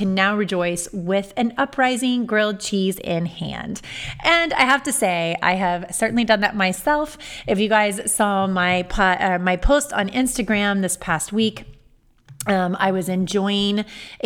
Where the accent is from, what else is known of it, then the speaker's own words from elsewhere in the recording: Amelia, Ohio, United States; I grew up in Amelia